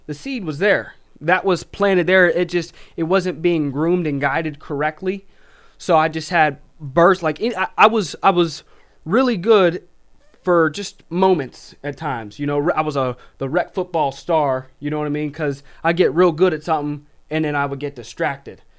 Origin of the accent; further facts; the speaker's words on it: Little Rock, Arkansas, United States; I grew up in Little Rock, Arkansas